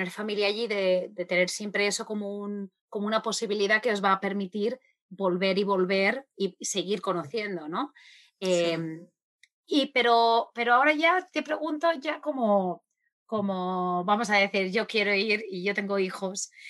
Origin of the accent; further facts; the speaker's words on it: Argentina; yo soy argentina, yo he crecido en Argentina, he vivido en Argentina muchísimos años